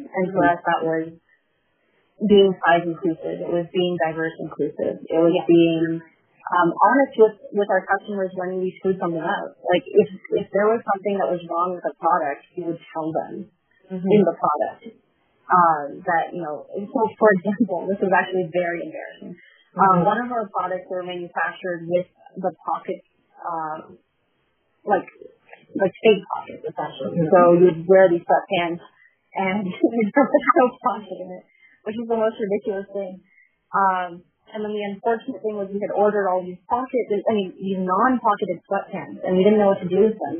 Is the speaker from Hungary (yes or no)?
no; Canada; So for me as a Canadian, it would be good for me to know if Shopify is doing things differently